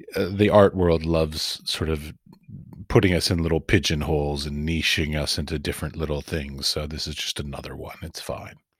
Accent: United States; moved away as an adult; also born or lived in Middle East; now in Prague, Czech Republic; I come from America

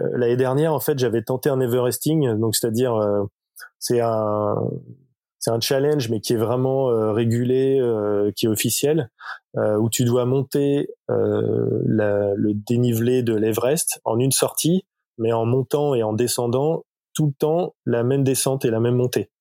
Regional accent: Nantes, Pays de la Loire, France; moved away; also born or lived in Lille; je suis nantais

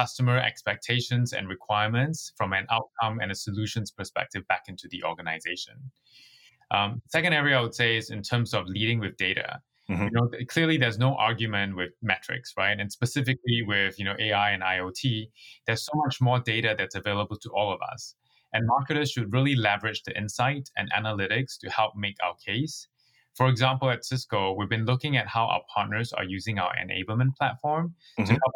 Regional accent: Singapore; moved away as an adult; also born or lived in New York, United States; now in San Francisco, United States; I grew up in Singapore, which is a British colony

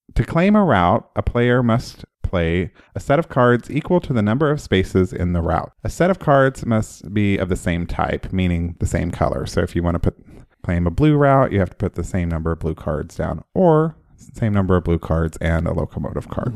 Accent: Oklahoma, United States; moved away; I'm from Oklahoma.

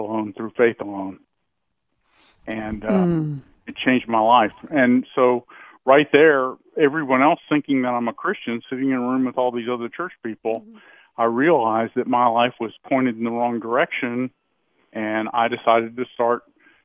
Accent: United States; I was born in America

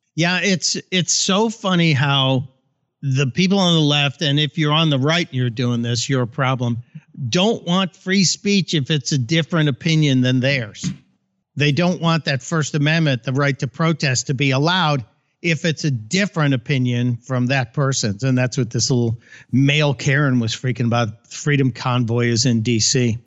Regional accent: Chicago, Illinois, United States; I grew up in Chicago where, you know, you vote early and often

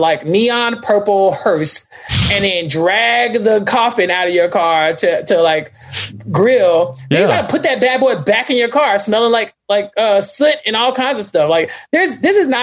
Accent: Central Texas, United States; I am from Central Texas

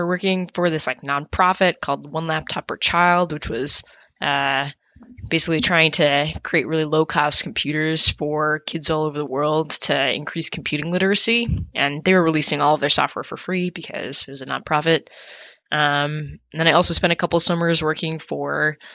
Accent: upstate New York, United States; also born or lived in Toronto, Canada; I was born in Toronto, but actually grew up in upstate New York

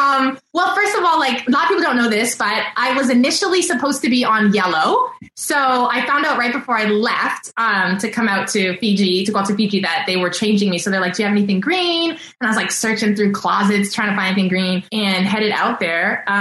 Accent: East Coast, United States; And I'm such a fast walker because I grew up on the East Coast.

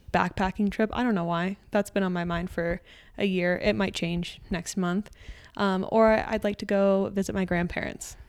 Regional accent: Aurora, Colorado, United States; also born or lived in Texas; we moved back to Colorado, and I grew up in the Aurora Centennial area outside of Denver.

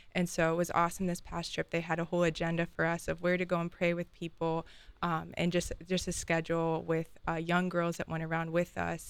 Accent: Columbus, Ohio, United States; born and raised in Columbus, Ohio

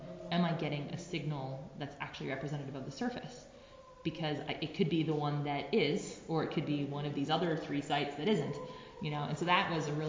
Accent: Tucson, Arizona, United States; I did apply here to the University of Arizona, back in my hometown

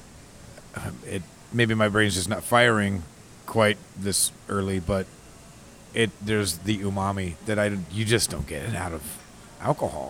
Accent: Indiana, United States; growing up in Indiana

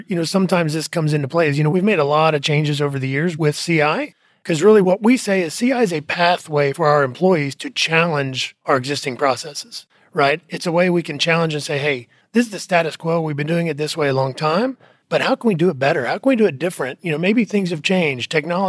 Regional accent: Indiana, United States; moved away as an adult; I'm from Indiana, okay. Originally. And then, like I said, when I graduated school, moved down to Texas and have been in Texas ever since.

